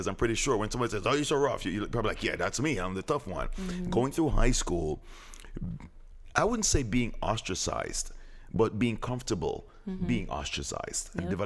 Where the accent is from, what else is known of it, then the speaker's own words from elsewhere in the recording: Jamaica; I'm Jamaican.